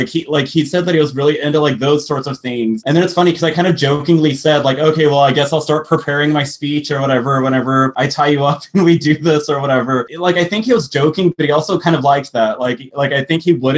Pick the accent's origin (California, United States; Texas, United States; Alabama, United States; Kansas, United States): Texas, United States; born or raised there; moved away